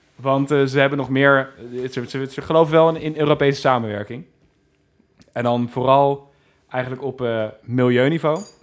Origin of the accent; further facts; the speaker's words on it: Netherlands; ik voel me gewoon Nederlander, dus ik wil terug naar Nederland